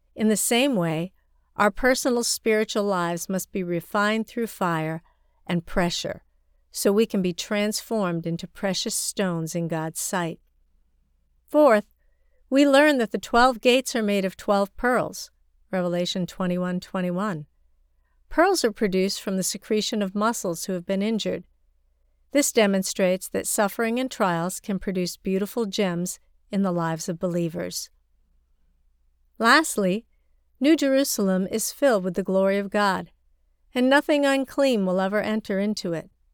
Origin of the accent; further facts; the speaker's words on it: China; my hometown in rural China